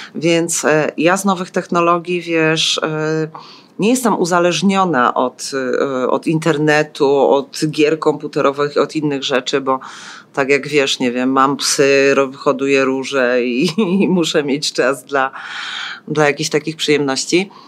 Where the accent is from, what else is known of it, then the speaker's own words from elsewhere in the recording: Silesian Voivodeship, Poland; also born or lived in eastern Poland (ancestry); now in Kraków, Poland; Z pochodzenia jestem ze wschodu, z urodzenia ze Śląska, a tylko z wyboru Krakus.